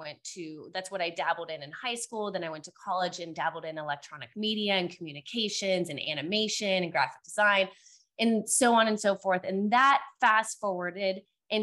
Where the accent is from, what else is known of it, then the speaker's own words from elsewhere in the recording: Cincinnati, Ohio, United States; now in Dallas, United States; So I currently live in Dallas, Texas. I'm originally from Cincinnati, Ohio